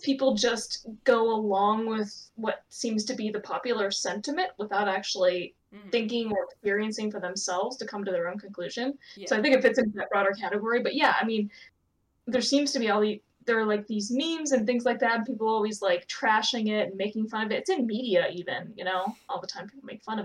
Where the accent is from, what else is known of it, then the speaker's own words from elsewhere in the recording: Ohio, United States; I'm from Ohio